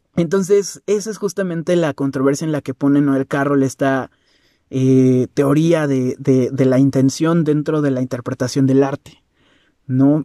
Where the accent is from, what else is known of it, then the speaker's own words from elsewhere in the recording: Mexico; Yo como mexicano